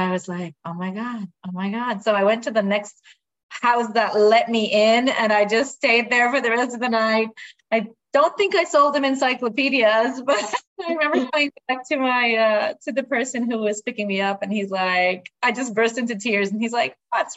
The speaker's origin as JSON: {"language": "English", "town": "Clare", "region": "Nova Scotia", "country": "Canada", "tie": "born or raised there", "also_born_or_lived": "Moncton, New Brunswick / Bedford, Nova Scotia", "moved": "as an adult", "said": "So I was born in Clare, Nova Scotia, between Yarmouth and Digby. And I'm a French Acadian. And so I grew up and stayed there"}